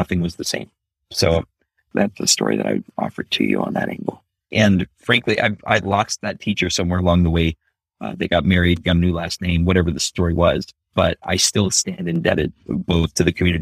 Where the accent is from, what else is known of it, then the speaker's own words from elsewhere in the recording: Omaha, Nebraska, United States; When we finally got landed, it was in Omaha, Nebraska. I ended up growing up in North Omaha, Nebraska